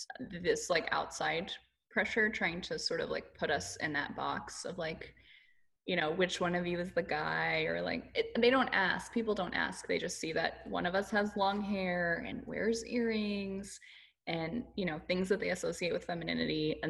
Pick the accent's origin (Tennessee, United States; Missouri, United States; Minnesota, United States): Tennessee, United States; Nashville; now in Houston, United States; I am originally from Nashville